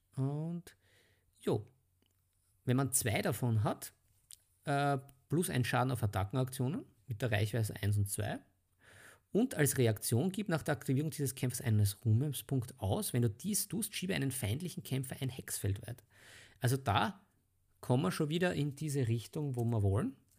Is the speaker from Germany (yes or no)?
no; Vienna, Austria; bei uns in Wien